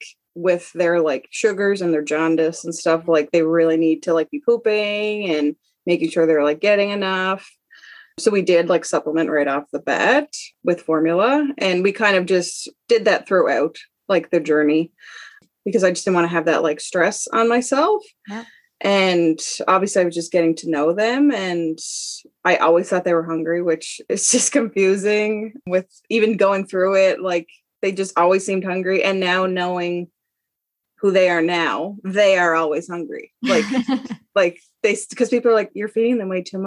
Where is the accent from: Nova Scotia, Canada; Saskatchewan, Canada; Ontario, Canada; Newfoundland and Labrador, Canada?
Nova Scotia, Canada; moved away as an adult; also born or lived in Alberta; I'm from Nova Scotia, but was living in Alberta with my husband and three kids.